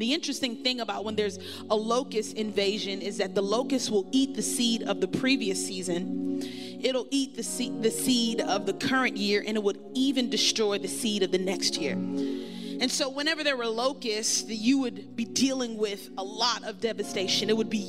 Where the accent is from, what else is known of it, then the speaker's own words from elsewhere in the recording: Brooklyn, New York, United States; now in Miami, United States; I am from Brooklyn, New York, and I have the opportunity of being a part of VU Church in Miami